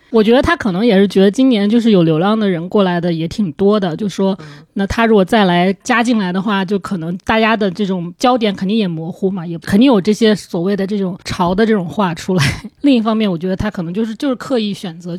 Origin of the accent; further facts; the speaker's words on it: China; 他可能他也不知道我是中国人、日本人之类的